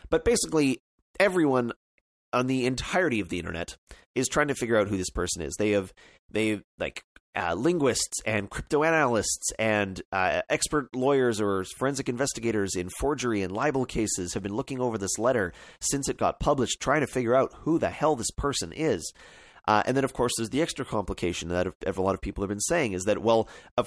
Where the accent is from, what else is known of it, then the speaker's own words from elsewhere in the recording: Canada; I'm a Canadian, I can't vote in the American elections